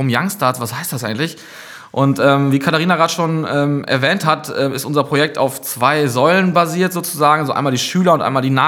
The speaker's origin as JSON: {"language": "German", "town": "Gronau", "region": "North Rhine-Westphalia", "country": "Germany", "tie": "born there", "said": "ich bin 32 Jahre alt, ähm, gebürtig aus Gronau."}